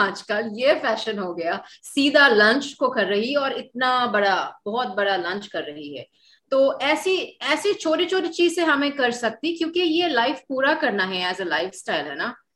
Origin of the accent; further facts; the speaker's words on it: Colombo, Western Province, Sri Lanka; moved away as an adult; also born or lived in Pakistan; میں نے پیدا ہوئی سری لنکا میں اس کے بعد میٹرک انٹر سب کچھ میں نے ادھر ہی کیا کلامبو میں